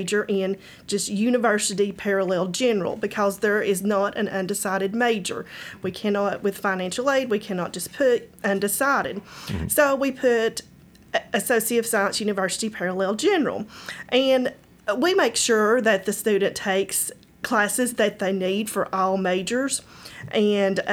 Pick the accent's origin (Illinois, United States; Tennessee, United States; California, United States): Tennessee, United States; Erwin; I grew up in Irwin